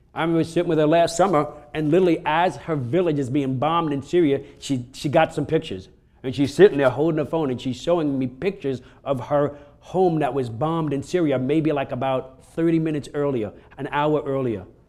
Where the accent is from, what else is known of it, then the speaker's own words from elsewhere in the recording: New York, United States; I'm from New York